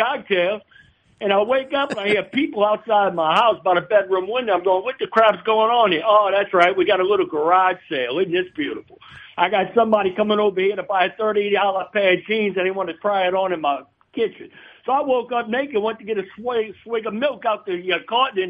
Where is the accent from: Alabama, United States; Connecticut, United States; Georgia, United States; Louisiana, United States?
Louisiana, United States; New Orleans; born or raised there; also born or lived in Baton Rouge